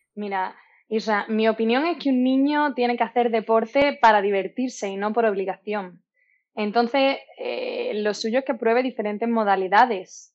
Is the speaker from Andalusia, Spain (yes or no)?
yes; Málaga, Andalusia, Spain; soy malagueña